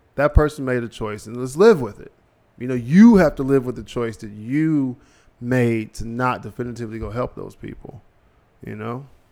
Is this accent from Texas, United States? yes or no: no; Cincinnati, Ohio, United States; I'm from Ohio. I'm from Cincinnati